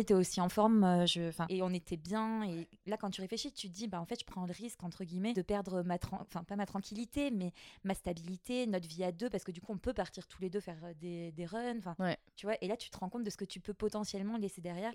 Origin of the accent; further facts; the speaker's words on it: Mayotte; moved away; also born or lived in Guadeloupe; je suis de Mayotte